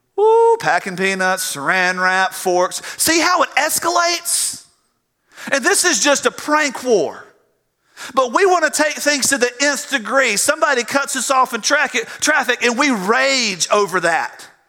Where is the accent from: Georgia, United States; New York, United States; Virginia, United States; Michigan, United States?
Georgia, United States; South; I grew up in South Georgia